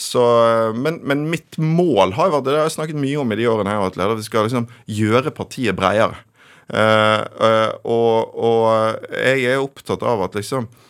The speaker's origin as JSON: {"language": "Norwegian", "town": "Bergen", "region": "Vestland", "country": "Norway", "tie": "born or raised there", "moved": "yes", "lives_now": "Oslo, Norway", "said": "jeg vokste opp i Bergen med en far eh, fra Oslo"}